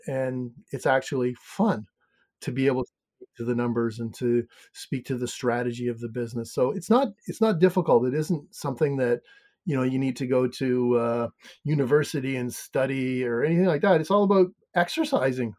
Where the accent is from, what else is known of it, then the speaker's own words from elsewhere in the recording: Canada; accent: Canadian; now in Maine, United States; I'm from Canada originally. Mm-hmm. I live in Maine